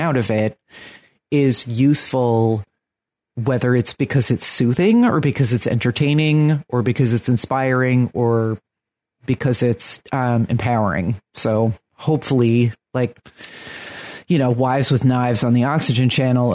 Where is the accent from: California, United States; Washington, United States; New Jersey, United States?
New Jersey, United States; now in Brooklyn, United States; I'm from New Jersey